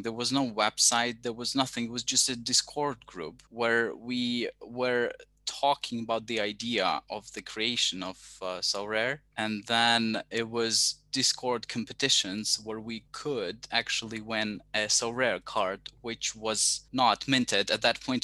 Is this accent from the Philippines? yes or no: no; Ukraine; I come from Ukraine, so I'm a big Ukrainian fan